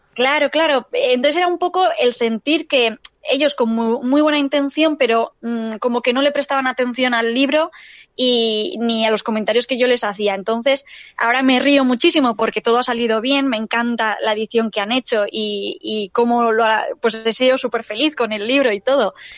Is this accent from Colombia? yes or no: no; San Sebastián, Basque Country, Spain; soy de San Sebastián